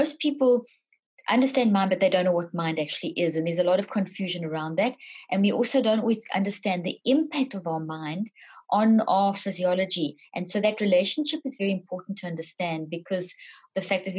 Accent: South Africa; moved away; also born or lived in Zimbabwe; I was born in Zimbabwe, grew up in South Africa.

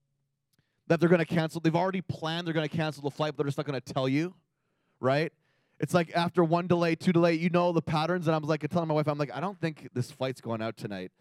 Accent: Canada; we're Canadian, right? Thank God we're Canadian

